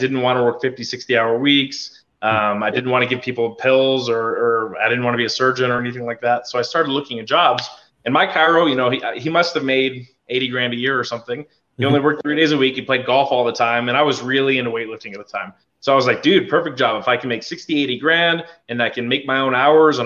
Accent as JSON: {"language": "English", "town": "Albuquerque", "region": "New Mexico", "country": "United States", "tie": "born or raised there", "also_born_or_lived": "Colorado", "moved": "as an adult"}